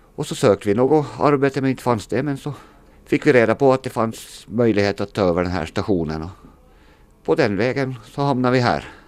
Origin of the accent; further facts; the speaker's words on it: Åland Islands; moved away as an adult; now in Närpes, Finland; sedan jag flyttade från Åland